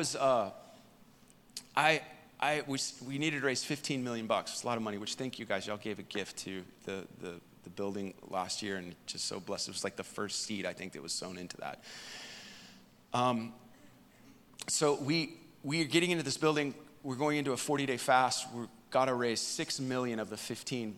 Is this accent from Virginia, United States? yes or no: no; Dallas, Texas, United States; I'm from Dallas